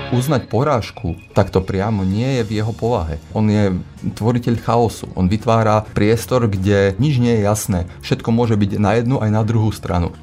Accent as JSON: {"language": "Slovak", "country": "Slovakia", "said": "ja som Slovák, eh, pôvodom"}